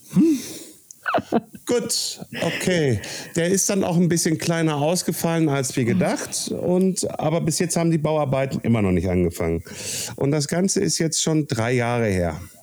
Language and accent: German; Castrop-Rauxel, North Rhine-Westphalia, Germany; Heimatstadt Kassel-Brauxel